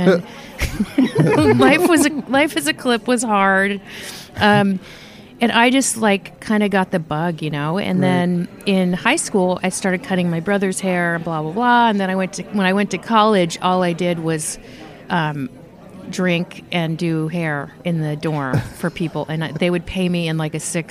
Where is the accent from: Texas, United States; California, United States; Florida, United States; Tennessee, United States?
California, United States; Napa; also born or lived in San Francisco / Virginia; I was born in San Francisco, and I lived in Virginia as a kid for a while. And then we moved to California, to Napa, California, when I was 12 and retired. So so I'm kind of from Napa, but I don't really know where I'm from.